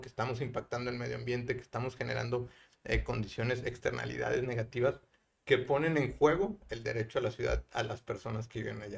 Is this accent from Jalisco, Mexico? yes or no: yes; Guadalajara, Jalisco, Mexico; also born or lived in Mexico City / Monterrey; now in San Pedro Garza García, Mexico; yo soy de Guadalajara eh, y me ha tocado vivir y estudiar en, Guadalajara, Ciudad de México y Monterrey.